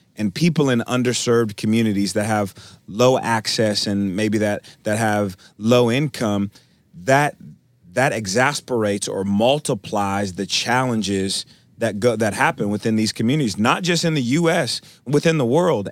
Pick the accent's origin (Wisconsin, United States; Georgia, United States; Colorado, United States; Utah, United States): Wisconsin, United States; Milwaukee; now in Tulsa, United States; I, I'm originally from Milwaukee, Wisconsin.